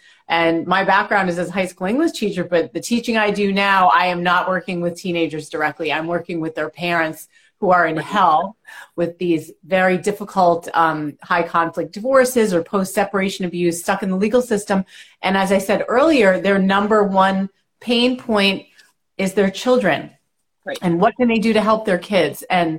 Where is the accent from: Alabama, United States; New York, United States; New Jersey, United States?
New York, United States; now in Connecticut, United States; I always say New York because I'm a New Yorker. I'm a minute from New York, but I'm in Connecticut.